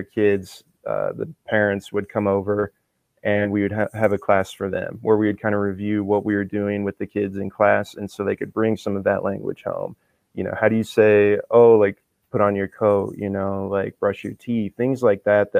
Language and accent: English; Rosebud, South Dakota, United States; I'm Lakota from Rosebud, and so we had a few words here and there in the house